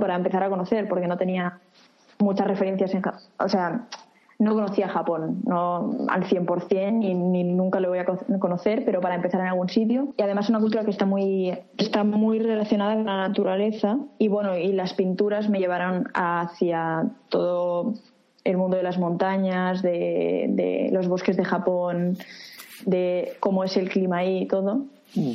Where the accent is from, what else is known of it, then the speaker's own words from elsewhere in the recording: Reus, Catalonia, Spain; moved away as an adult; also born or lived in Barcelona; now in Tokyo, Japan; nací en Reus